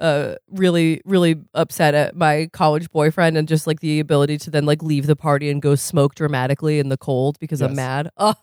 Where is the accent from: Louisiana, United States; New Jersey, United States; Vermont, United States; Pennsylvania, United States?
Vermont, United States; I'm from Vermont. We had a campaign on local TV that was 8 out of 10 Vermont teens choose not to smoke.